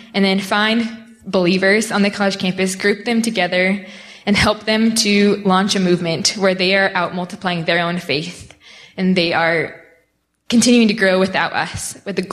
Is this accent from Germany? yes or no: no; United States; me as an American